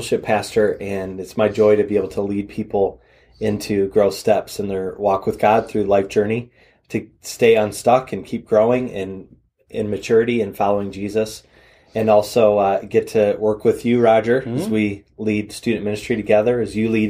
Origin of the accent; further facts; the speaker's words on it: Wyandotte, Michigan, United States; moved away as an adult; also born or lived in Ohio / Jackson, Michigan; I'm actually from Downriver, Detroit, from Wyandotte, Michigan.